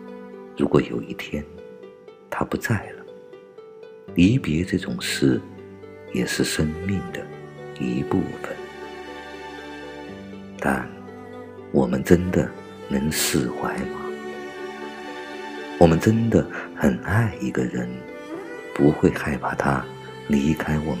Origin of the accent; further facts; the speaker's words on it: China; 我们中国人不仅受到的是一种仇恨教育